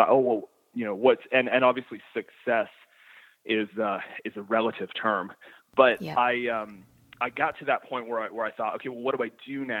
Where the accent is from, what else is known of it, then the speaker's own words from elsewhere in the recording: the Maritimes, Canada; my upbringing as a maritimer